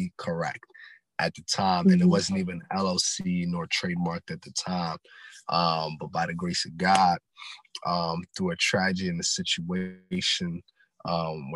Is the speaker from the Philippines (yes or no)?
no; Silver Spring, Maryland, United States; also born or lived in Ghana; Born and raised in Silver Spring, Maryland, originally from Ghana, West Africa